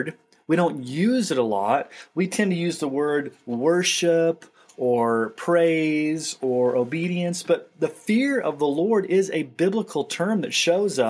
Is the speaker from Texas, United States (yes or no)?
yes; Texas, United States; When I was a kid and I was growing up in Texas